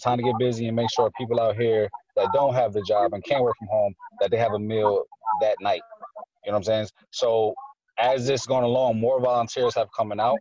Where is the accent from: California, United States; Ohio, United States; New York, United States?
New York, United States; Poughkeepsie; I was born in Poughkeepsie. I was born in the parts that they say aren't as nice. So this is my community. This is where I'm from